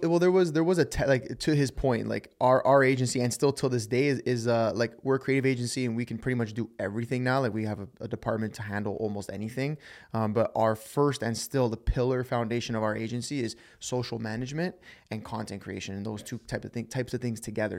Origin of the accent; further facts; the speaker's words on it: Toronto, Ontario, Canada; We're, we're from Toronto, Canada